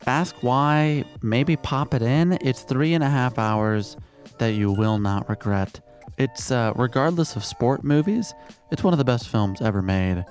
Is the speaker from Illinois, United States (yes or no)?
yes; Chicago, Illinois, United States; I'm from Chicago